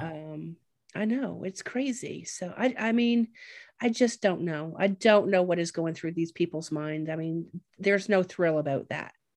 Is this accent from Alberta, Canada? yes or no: no; Ontario, Canada; I grew up in Canada and that Lake Huron was my ocean